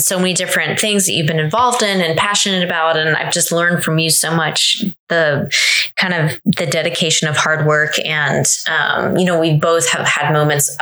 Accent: Northern Virginia, United States; also born or lived in Herndon, Virginia / Leesburg, Virginia / Loudoun County, Virginia; I grew up in Northern Virginia

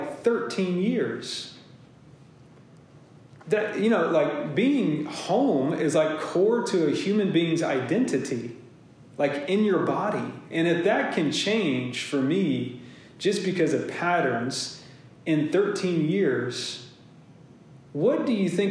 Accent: Lincolnton, Georgia, United States; moved away; I grew up in Lincolnton, Georgia

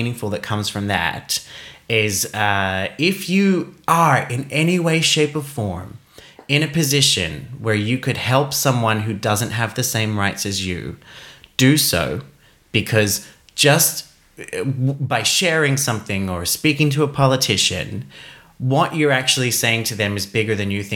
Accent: Australia; Growing up in Australia

